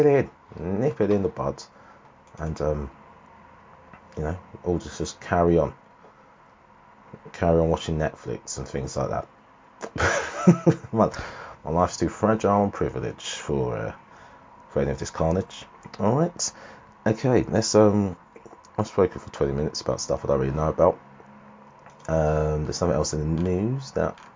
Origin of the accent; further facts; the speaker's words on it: United Kingdom; here in the UK